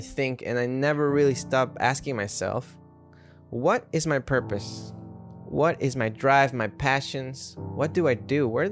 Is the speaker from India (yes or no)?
no; Ecuador; now in New York City, United States; I'm living in New York City. Growing up in Ecuador